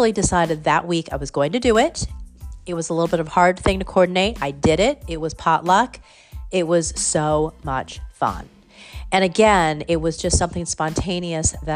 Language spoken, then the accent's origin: English; California, United States; now in New Haven, United States; I'm from California